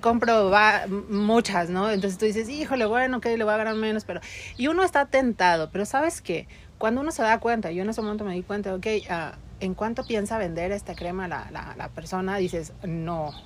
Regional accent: Mexico; Por ahí en mi pueblo

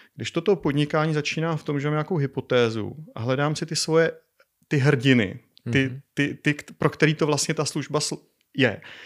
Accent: Czechia; also born or lived in Colorado, United States; jako správný Čech

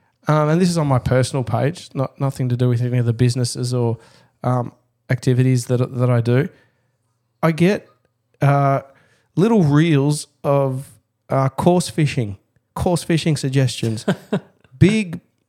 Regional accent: Dandenong North, Victoria, Australia; Look, I come from Dandenong North. So famously in suburban Melbourne, Dandenong, there's the Dandenong Creek system

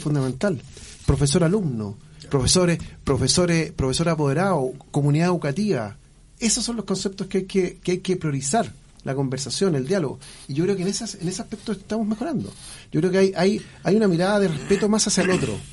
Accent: Chile; Yo dije inicialmente somos todos chilenos

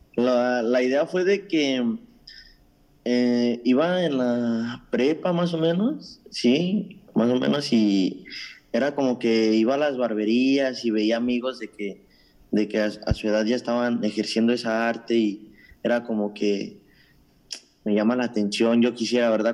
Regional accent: Mexico; now in Toronto, Canada; Soy originario de México

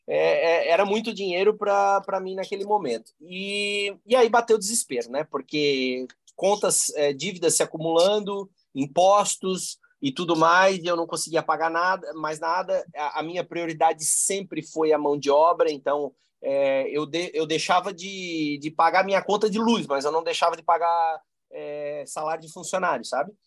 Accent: Blumenau, Santa Catarina, Brazil; somos é, nascidos e criados aqui, né? Então somos filhos da, da terra aqui

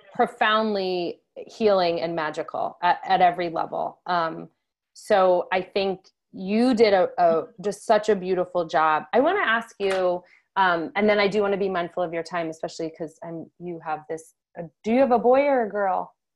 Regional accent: Connecticut, United States; I'm from Connecticut

